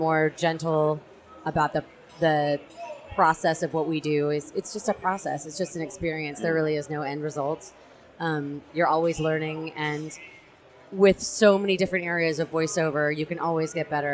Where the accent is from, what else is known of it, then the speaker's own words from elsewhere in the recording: San Francisco, California, United States; also born or lived in Melbourne, Australia; I'm from San Francisco